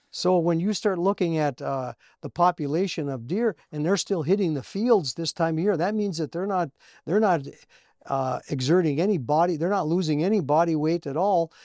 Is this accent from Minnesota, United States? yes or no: yes; Cherry, Minnesota, United States; We grew up around here. He went to school in Virginia, and I went to school in, uh, Cherry